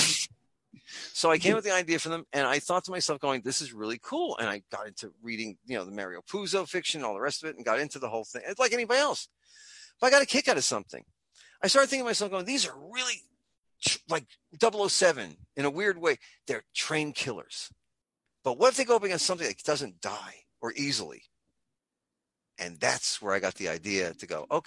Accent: New York City, New York, United States; born or raised there; now in Tampa Bay, United States

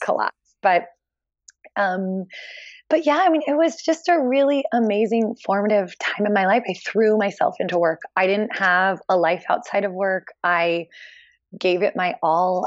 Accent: Philadelphia, Pennsylvania, United States; moved away as an adult; also born or lived in Hong Kong; I grew up in Philly

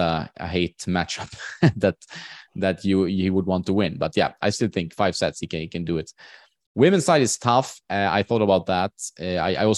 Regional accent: Sweden; in my hometown, for example, which is like the fifth or sixth city size wise in Sweden

